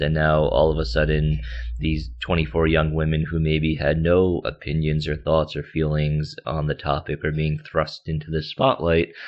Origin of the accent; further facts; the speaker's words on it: United States; also born or lived in South Korea; I was born in South Korea and then adopted when I was about three months old. So, uh, majority of my life, I grew up in the States in the New York, New Jersey area